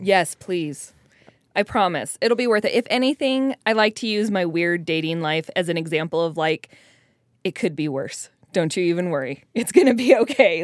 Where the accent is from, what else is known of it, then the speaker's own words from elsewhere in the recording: Colorado, United States; moved away; I'm from Colorado originally, where there's no mid singles.